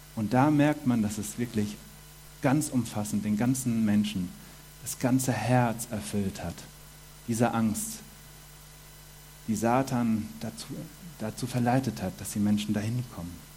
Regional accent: Germany; moved away as an adult; now in Switzerland; Ich komme aus Deutschland, bin jetzt fünf Jahre in der Schweiz

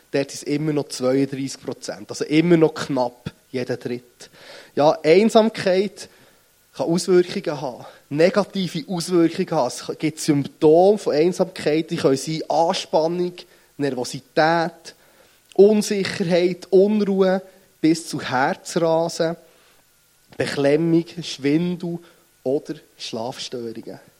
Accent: Bern, Switzerland; accent: Bernese; Und ihr merkt es meinem Dialekt nach, ich bin nicht gut um den Weg aufgewachsen, sondern ich komme von Bern.

